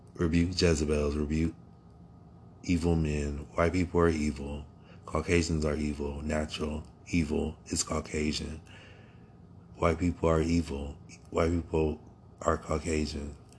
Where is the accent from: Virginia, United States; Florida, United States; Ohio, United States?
Ohio, United States; Akron; also born or lived in Cleveland, Ohio; now in New York City, United States; I was born in America, in Akron, Ohio